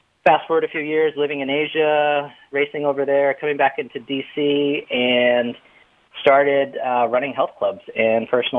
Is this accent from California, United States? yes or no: no; Boston, Massachusetts, United States; I'm from Boston